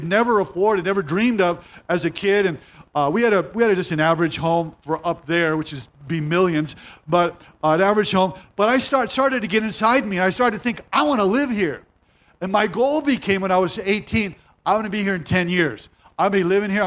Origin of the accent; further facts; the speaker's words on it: Rolling Hills, California, United States; also born or lived in Covina, California; I grew up in Palos Verdes, Rolling Hills